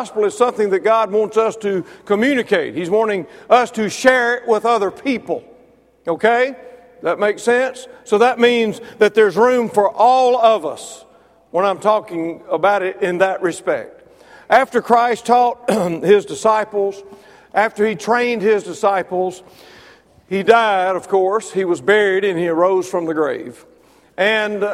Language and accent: English; Mississippi, United States; now in Alabama, United States; I'm from Mississippi